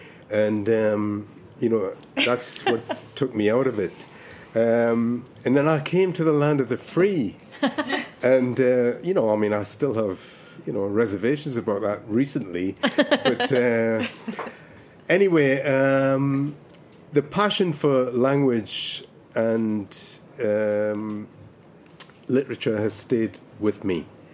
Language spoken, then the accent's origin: English; Ireland; moved away; I was born in Ireland. I was born on the West Coast, right?